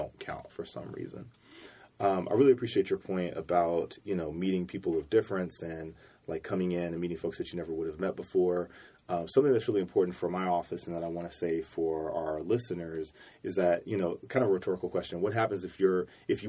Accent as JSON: {"language": "English", "town": "Cincinnati", "region": "Ohio", "country": "United States", "said": "I'm originally from Cincinnati, Ohio"}